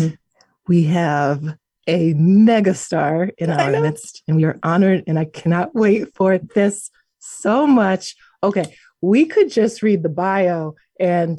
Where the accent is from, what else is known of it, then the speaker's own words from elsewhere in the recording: New York, United States; I was born and bred in New York.